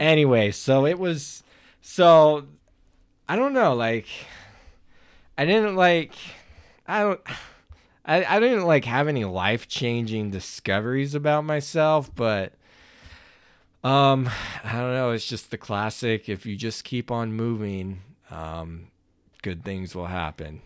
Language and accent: English; Oklahoma, United States; I grew up in Oklahoma